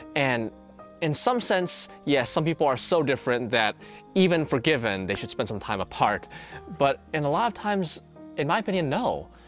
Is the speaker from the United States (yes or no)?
yes; American Bible Belt, United States; I grew up in the American Bible Belt